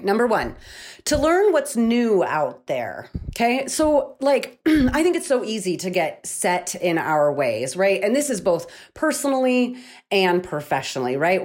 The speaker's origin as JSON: {"language": "English", "town": "Missoula", "region": "Montana", "country": "United States", "tie": "born or raised there", "said": "right here in my hometown of Missoula, Montana"}